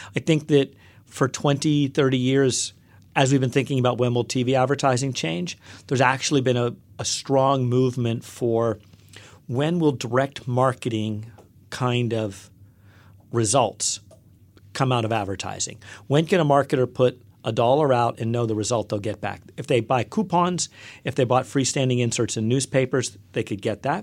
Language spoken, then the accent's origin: English; Western Pennsylvania, United States; also born or lived in Upper West Side, Manhattan, New York; now in New York, United States; I grew up in a small coal town in Western Pennsylvania